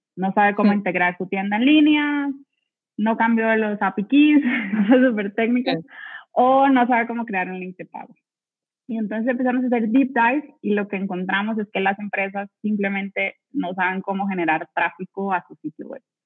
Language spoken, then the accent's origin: Spanish; Costa Rica; yo soy de Costa Rica